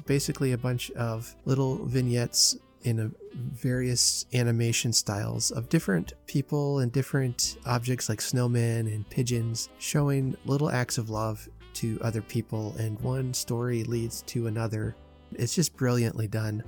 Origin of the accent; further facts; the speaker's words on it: United States; As an American